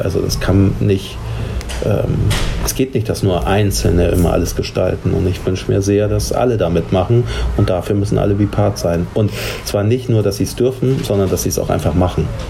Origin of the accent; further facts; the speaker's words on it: Hamburg, Germany; ich komme aus Barmbek